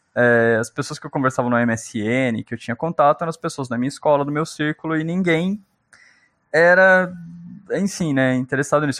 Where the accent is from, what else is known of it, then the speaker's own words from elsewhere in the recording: São Paulo, Brazil; also born or lived in Minas Gerais; eu nasci em Minas. E aí eu fui criado pela minha avó, pela minha tia, que foram me buscar lá em Minas, né? Eu tava sendo criado por uma outra pessoa e vim para o estado de São Paulo com cinco aninhos.